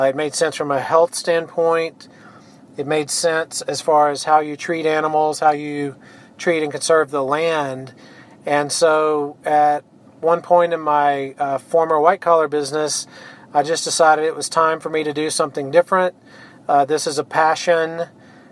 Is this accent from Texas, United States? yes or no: yes; Longview, Texas, United States; also born or lived in Cypress, Texas / Sealy, Texas; now in Brenham, United States; I grew up in Longview, Texas, so a small town in East Texas.